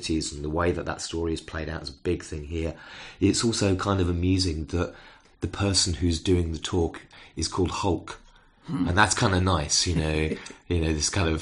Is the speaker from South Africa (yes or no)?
no; United Kingdom; as a British person